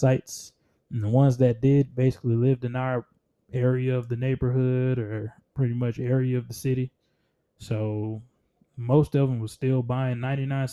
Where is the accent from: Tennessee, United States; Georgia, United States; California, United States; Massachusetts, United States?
Georgia, United States; Columbus; Growing up in Columbus, Georgia